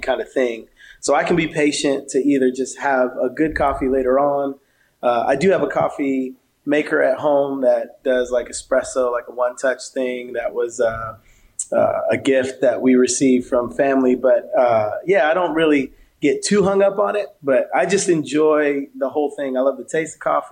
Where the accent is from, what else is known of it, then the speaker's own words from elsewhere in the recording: South River, New Jersey, United States; I grew up in New Jersey.